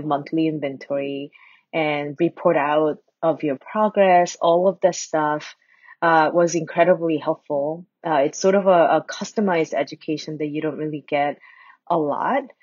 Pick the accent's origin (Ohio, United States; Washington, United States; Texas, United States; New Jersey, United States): New Jersey, United States; moved away as an adult; now in Ann Arbor, United States; I went back to my home state, New Jersey